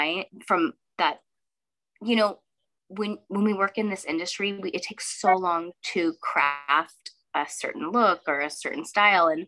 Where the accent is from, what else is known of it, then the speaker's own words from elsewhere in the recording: Sonoma County, California, United States; moved away as an adult; now in Northern California, United States; I grew up in Sonoma County. I just relocated up to Northern California